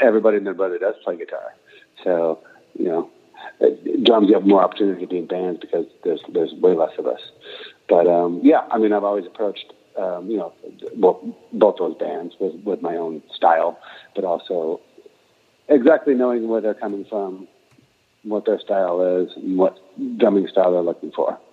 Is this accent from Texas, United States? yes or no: no; Aberdeen, Washington, United States; moved away; a country bumpkin coming from Aberdeen, Washington